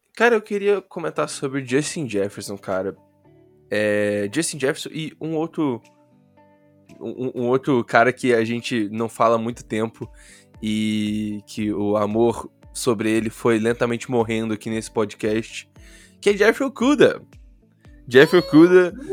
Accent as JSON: {"language": "Portuguese", "region": "Rio de Janeiro", "country": "Brazil", "accent": "carioca"}